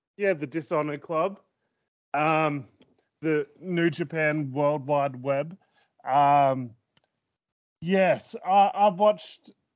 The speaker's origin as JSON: {"language": "English", "country": "Australia", "tie": "born or raised there", "said": "I'm too Filipino for the, when I'm in Australia"}